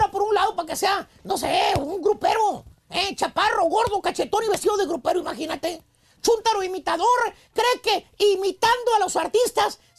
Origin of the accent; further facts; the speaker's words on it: Durango, Mexico; Soy de México, de Durango.